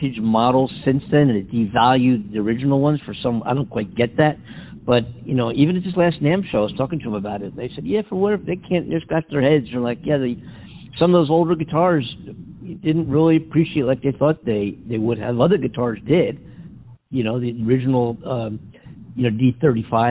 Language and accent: English; Philadelphia, Pennsylvania, United States; now in California, United States; I'm from Philly